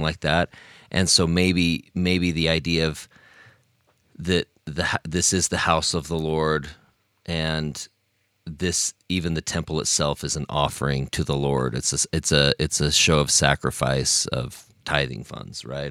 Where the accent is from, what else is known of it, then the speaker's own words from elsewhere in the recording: Logan, Utah, United States; moved away as an adult; I'm from Logan, even though now I've lived outside of Logan for oh my goodness, this year will be, I will have lived outside of Logan for as long as I was living in Logan in my life now.